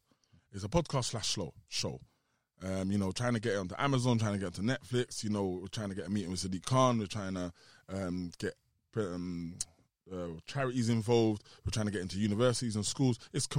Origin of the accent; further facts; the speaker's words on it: South East England, United Kingdom; We're both from Kent and we both went Tennyson's.